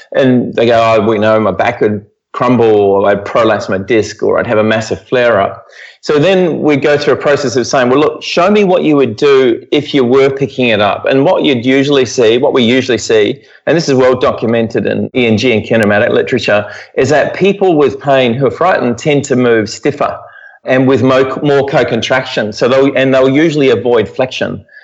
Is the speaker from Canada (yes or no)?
no; New Zealand; moved away as an adult; now in Perth, Australia; I'm originally from New Zealand. I grew up there